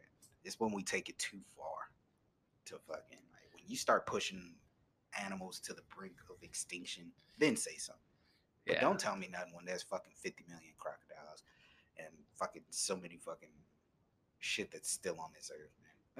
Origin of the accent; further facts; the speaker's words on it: Texas, United States; Born and raised, motherfucking. Texas, nigga. I'm from Texas.